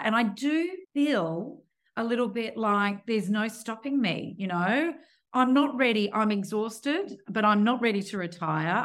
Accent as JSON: {"language": "English", "town": "Perth", "region": "Western Australia", "country": "Australia", "tie": "born or raised there", "said": "born and raised in Perth"}